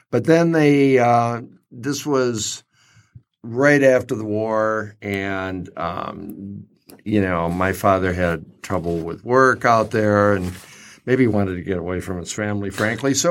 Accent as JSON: {"language": "English", "town": "Kansas City", "region": "Missouri", "country": "United States", "tie": "born there", "said": "Well, I was born in Kansas City."}